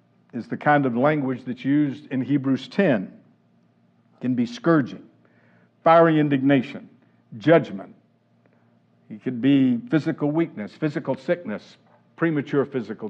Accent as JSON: {"language": "English", "region": "the South", "country": "United States", "tie": "born or raised there", "said": "Growing up in the South"}